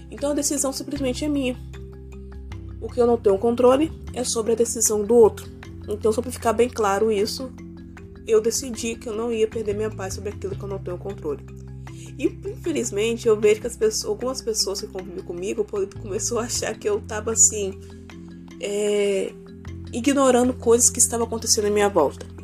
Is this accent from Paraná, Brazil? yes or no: no; Vila Velha, Espírito Santo, Brazil; não sei aonde você mora, mas pelo menos aonde eu moro, eu sou de Vila Velha, Espírito Santo, foi um caos.